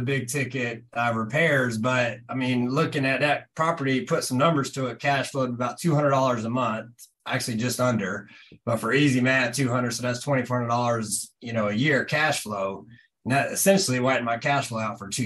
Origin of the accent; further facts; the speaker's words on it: North Carolina, United States; I'm originally from North Carolina